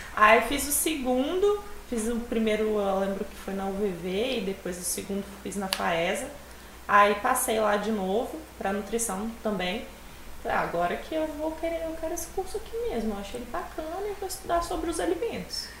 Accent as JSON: {"language": "Portuguese", "town": "Venda Nova do Imigrante", "region": "Espírito Santo", "country": "Brazil", "tie": "born or raised there", "also_born_or_lived": "Rio de Janeiro", "said": "eu sou de Venda Nova do Imigrante, uma cidade perto daqui. É, moro lá desde pequena, só saio para estudar"}